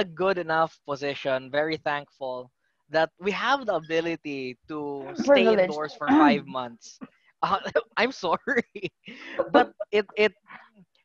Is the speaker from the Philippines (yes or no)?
yes; Philippines; I'm from the Philippines